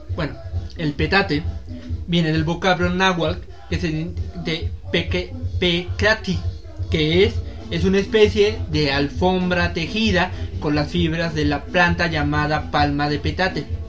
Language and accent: Spanish; Mexico; como buenos mexicanos